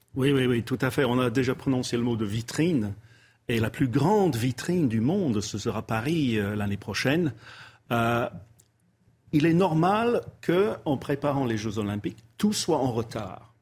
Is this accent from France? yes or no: no; England, United Kingdom; French is a second language; moved away; je suis anglais